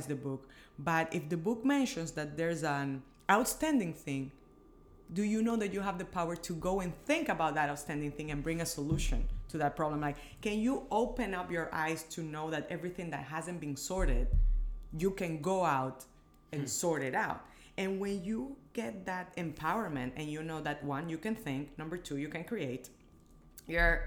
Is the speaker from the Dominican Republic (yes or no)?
yes; Dominican Republic; moved away as an adult; also born or lived in Washington, D.C.; I was born in the Dominican Republic, born and raised